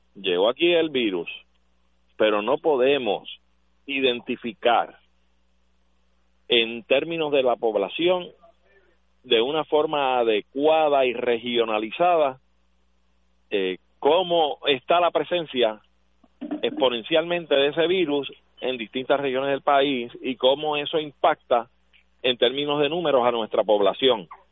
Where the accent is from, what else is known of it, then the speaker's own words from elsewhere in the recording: Puerto Rico; somos un país extranjero en relación a los Estados Unidos, claro que sí, somos hispanos, latinoamericanos